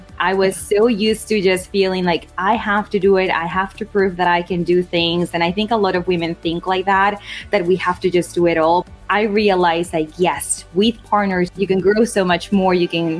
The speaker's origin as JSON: {"language": "English", "region": "Lima", "country": "Peru", "tie": "born or raised there", "moved": "yes", "lives_now": "Coral Springs, United States", "said": "And I was born and raised in Lima, Peru, and I live in Coral Springs, Florida."}